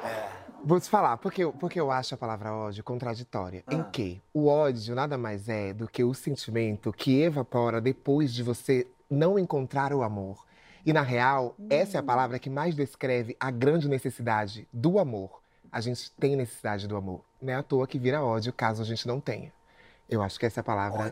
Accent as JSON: {"language": "Portuguese", "town": "Salvador", "region": "Bahia", "country": "Brazil", "moved": "yes", "said": "eu sou de Salvador"}